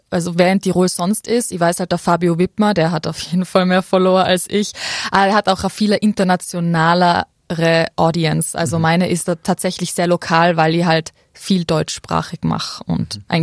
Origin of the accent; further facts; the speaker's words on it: Absam, Tyrol, Austria; also born or lived in Ötztal; Na, also ursprünglich aufgewachsen bin ich tatsächlich in Absam, ähm, und also ich bin auf die Welt gekommen im Ötztal.